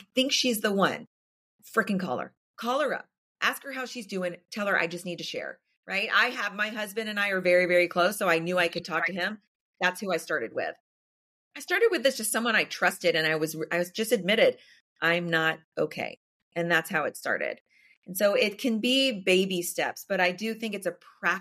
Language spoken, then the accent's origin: English; the South, United States; I grew up in the South